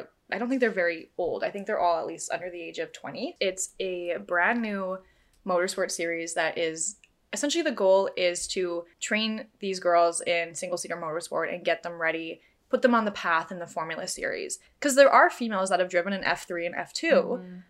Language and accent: English; Canada; I'm Canadian